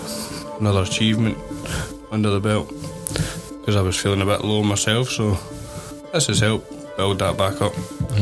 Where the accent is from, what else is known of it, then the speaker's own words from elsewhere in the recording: Ayrshire, Scotland, United Kingdom; I'm from Girvindon in Ayrshire.